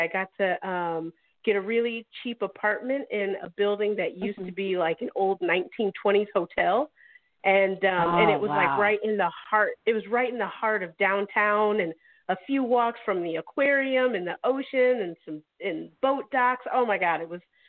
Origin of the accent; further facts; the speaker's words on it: Joliet, Illinois, United States; moved away as an adult; also born or lived in Japan / California; now in Arizona, United States; I'm from Illinois